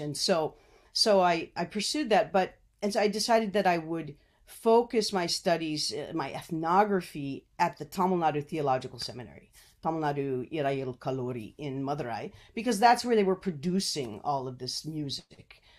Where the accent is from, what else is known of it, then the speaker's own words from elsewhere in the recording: United States; As an American